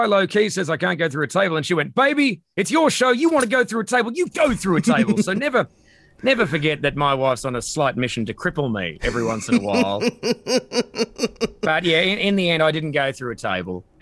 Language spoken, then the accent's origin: English; Perth, Western Australia, Australia; moved away; I'm from Perth